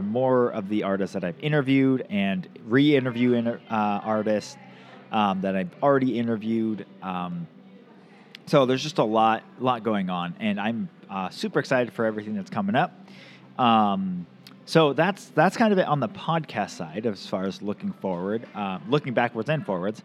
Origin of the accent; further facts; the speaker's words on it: the Northwest, Pacific Northwest, United States; I grew up in the Northwest